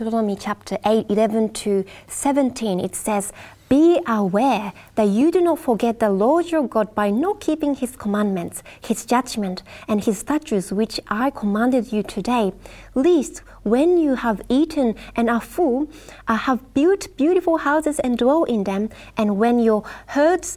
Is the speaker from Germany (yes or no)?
no; Japan; Japan, which is my home country as well